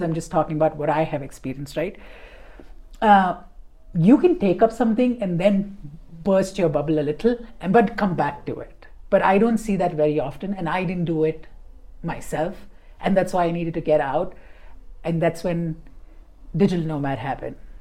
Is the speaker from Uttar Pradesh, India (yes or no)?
no; Mumbai, Maharashtra, India; moved away as an adult; I'm from Bombay